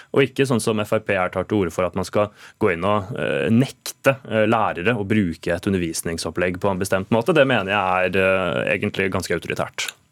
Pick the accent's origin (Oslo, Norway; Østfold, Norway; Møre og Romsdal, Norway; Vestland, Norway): Østfold, Norway; Sarpsborg; min hjemby Sarpsborg